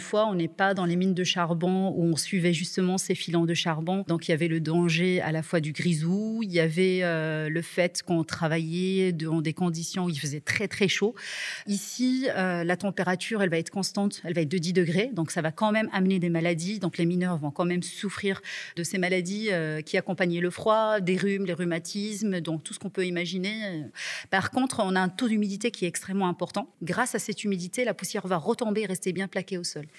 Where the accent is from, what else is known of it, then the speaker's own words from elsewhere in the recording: Marrakech, Marrakesh-Safi, Morocco; moved away as an adult; now in Vaucluse, France; Ça fait 7 ans maintenant que je suis en France. Je viens de Marrakech